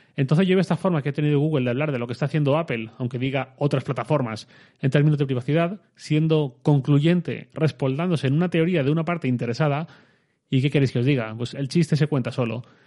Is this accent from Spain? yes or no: yes; Torrent, Valencian Community, Spain; yo soy de Torrent, mi ciudad.